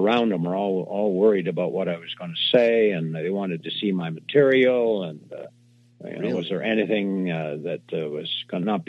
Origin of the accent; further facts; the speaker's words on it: Canada; I'm a Canadian.